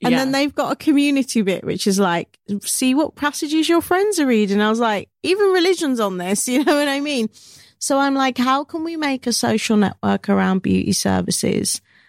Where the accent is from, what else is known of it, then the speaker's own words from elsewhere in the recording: United Kingdom; I love being British. I love being Jamaican British, Black British.